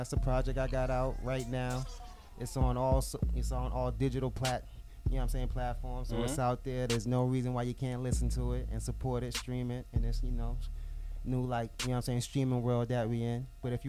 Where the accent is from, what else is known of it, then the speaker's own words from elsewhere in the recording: Boston, Massachusetts, United States; Roxbury. I was born in Roxbury.